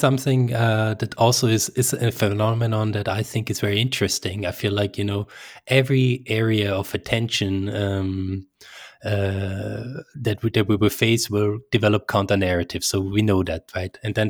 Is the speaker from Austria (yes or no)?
yes; Austria; Even, you know, in my home country in Austria and Switzerland, we have a sizable chunk of people that are susceptible to these.